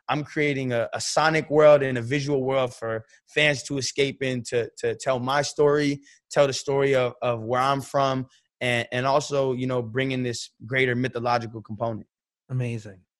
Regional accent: San Francisco, California, United States; And referencing the Golden City, I'm from San Francisco. We got the Golden Gate Bridge, we got the Golden State Warriors

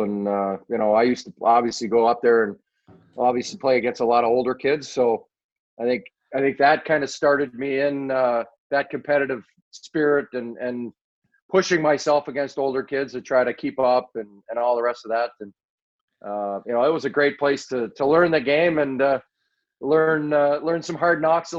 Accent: Manitoba, Canada; Yes, just a little bit closer to Winnipeg. I'm 3.5 hours from Winnipeg. I am 20 hours from Toronto.

